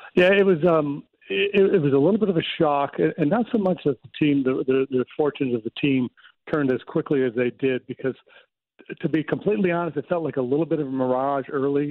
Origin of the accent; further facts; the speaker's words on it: United States; I'm American.